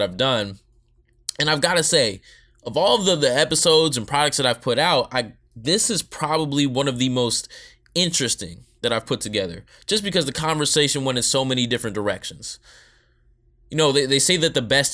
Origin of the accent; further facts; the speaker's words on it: Kennesaw, Georgia, United States; also born or lived in New Jersey; Born in New Jersey, but I really became an Eagles fan when I grew up around Atlanta, Kennesaw, Georgia